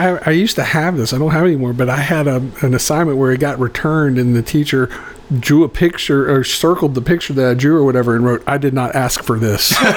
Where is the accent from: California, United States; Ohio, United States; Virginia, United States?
Virginia, United States; Roanoke; moved away; I'm originally from Roanoke, Virginia